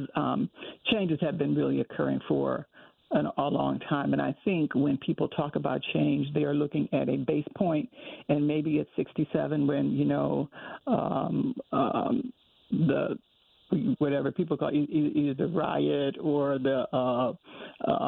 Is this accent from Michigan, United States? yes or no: yes; Detroit, Michigan, United States; And so I grew up in Detroit